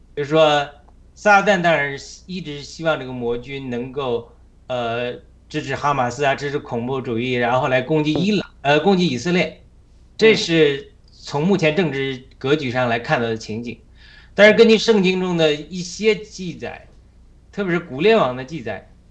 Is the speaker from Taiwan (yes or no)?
no; China; moved away as an adult; now in United States; 必须我们中国人必须要高举神